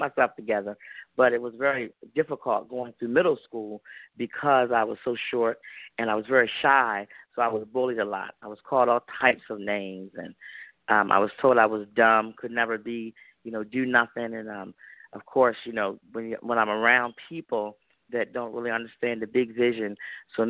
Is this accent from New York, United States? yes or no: no; Georgetown, Delaware, United States; I'm from a very small town in Delaware